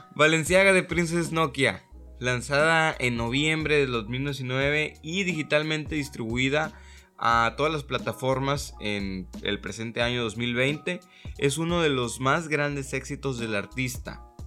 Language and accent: Spanish; Mexico; nosotros, como mexicanos